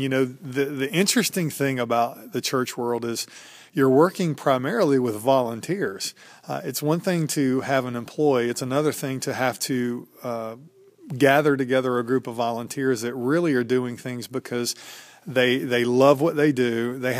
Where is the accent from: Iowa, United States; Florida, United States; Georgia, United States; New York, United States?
Georgia, United States; Stone Mountain; I grew up in Atlanta, just outside Atlanta, in a suburb, Stone Mountain, Georgia, and didn't really know NC State existed until they started recruiting me out of high school.